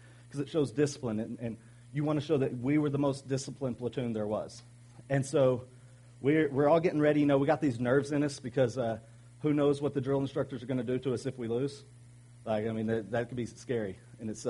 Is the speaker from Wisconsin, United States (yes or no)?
no; Arkansas, United States; I'm from Arkansas